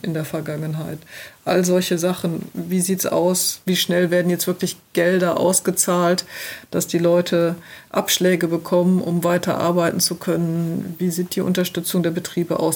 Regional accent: Rhineland-Palatinate, Germany; ich komme hier aus der Region, wir leben hier, wir werden hier auch weiterhin leben

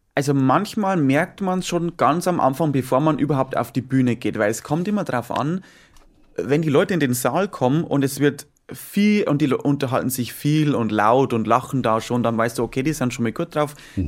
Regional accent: Bavaria, Germany; bei uns in Bayern

